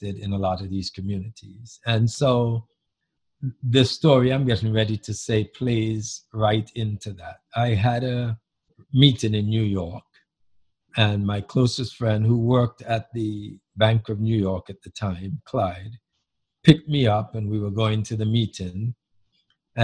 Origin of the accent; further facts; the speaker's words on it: Antigua & Barbuda; moved away; the community that I grew up in Antigua many years ago, back in the 50s and through the 60s